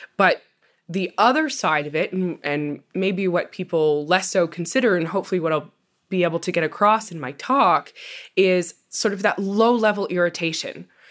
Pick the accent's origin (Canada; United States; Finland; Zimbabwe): Canada; Ontario; my hometown in Ontario